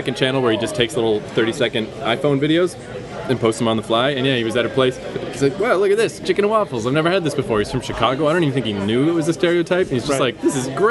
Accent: Canada; I'm being a Canadian asshole

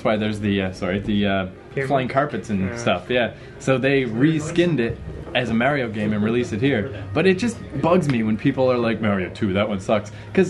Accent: Fredericton, New Brunswick, Canada; The neighborhood I grew up in Fredericton, there's only one strip club in my hometown, and it's a block and a half from my house.

